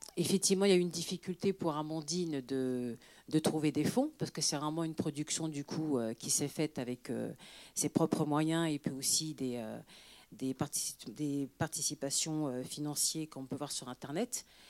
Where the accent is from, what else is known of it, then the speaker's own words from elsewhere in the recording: France; also born or lived in Senegal (parents); je suis française